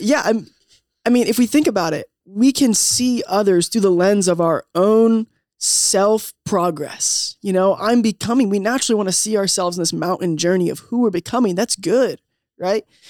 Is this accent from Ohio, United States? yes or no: no; Southern Maryland, United States; moved away as an adult; also born or lived in Delaware / Indiana; I grew up in Southern Maryland, a little bit in Delaware.